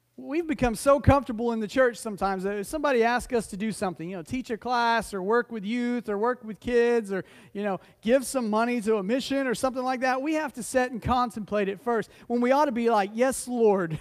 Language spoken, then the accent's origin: English; Oklahoma City, Oklahoma, United States; moved away; when I was younger, I grew up in Oklahoma City